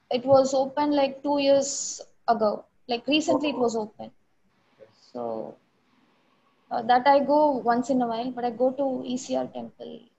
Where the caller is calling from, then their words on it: Chennai, Tamil Nadu, India; Uh, currently, I'm in Chennai.